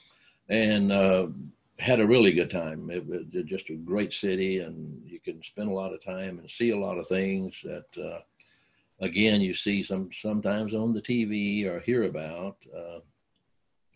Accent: North Georgia, United States; where I was growing up in the North Georgia mountain

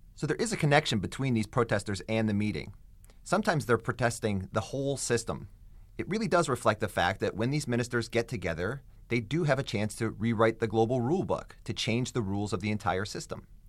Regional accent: United States; me as an American

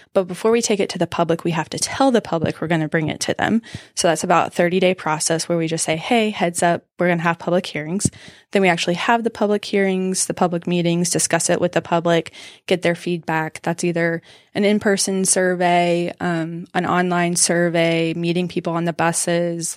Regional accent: Southwest Georgia, United States; moved away as an adult; also born or lived in Macon, Georgia; now in Greenville, United States; I'm from Southwest Georgia. It's a small town.

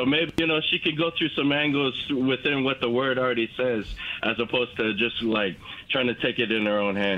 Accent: Maui, Hawaii, United States; now in Centreville, United States; I'm originally from Maui. I live here in Centerville, Virginia.

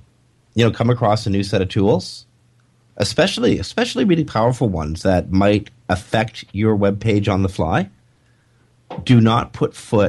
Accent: Canada; now I'm a Canadian

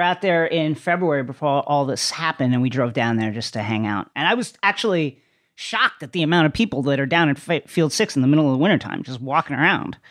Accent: Bethpage, New York, United States; I grew up in Bethpage, but it was culturally Levittown, is what I tell people

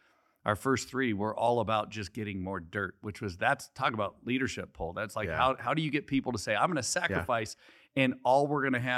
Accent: Scottsdale, Arizona, United States; also born or lived in California; Well, no, I'm originally from here.

